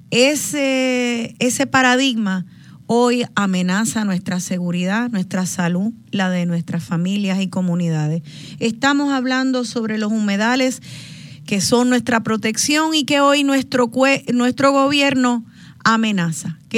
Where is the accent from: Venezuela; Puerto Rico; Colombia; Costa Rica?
Puerto Rico; me llena de alegría haber nacido en el Caribe y el Atlántico y de haber nacido en esta tierra bendita